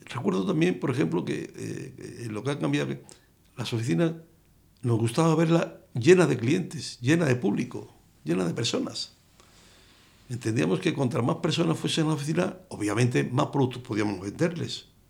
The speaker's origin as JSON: {"language": "Spanish", "town": "Cáceres", "region": "Extremadura", "country": "Spain", "tie": "born or raised there", "said": "Yo nací en Cáceres"}